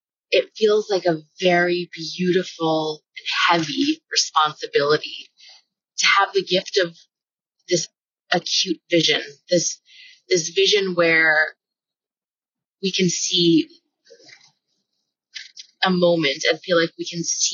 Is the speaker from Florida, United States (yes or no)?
yes; Florida, United States; I grew up in Florida. It's flat.